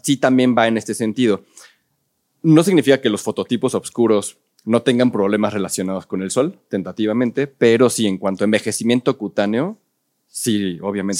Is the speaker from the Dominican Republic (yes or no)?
no; Mexico City, Mexico; la gran mayoría somos chilangos